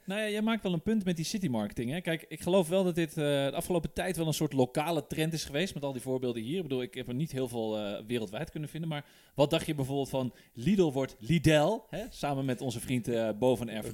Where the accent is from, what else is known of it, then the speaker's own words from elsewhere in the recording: Netherlands; wij als Nederlanders en ons kleine landje